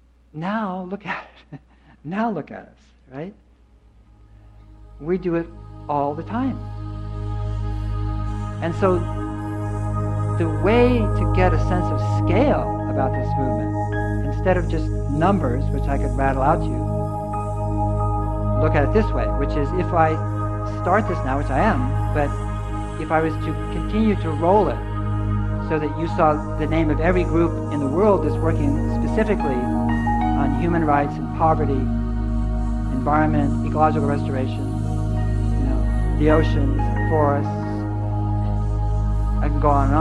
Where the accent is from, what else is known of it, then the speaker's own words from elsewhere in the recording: Berkeley, California, United States; I grew up in Berkeley